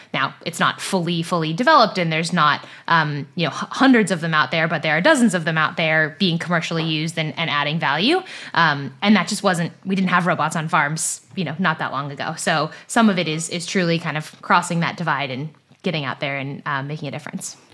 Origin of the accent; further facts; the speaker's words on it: Silicon Valley, California, United States; moved away as an adult; also born or lived in East Coast of the US; I grew up in Silicon Valley in California, about ten minutes from where Google is based